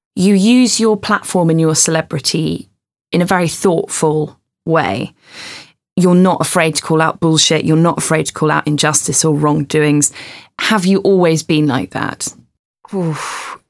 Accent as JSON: {"language": "English", "region": "England", "country": "United Kingdom", "said": "I don't like feeling that English"}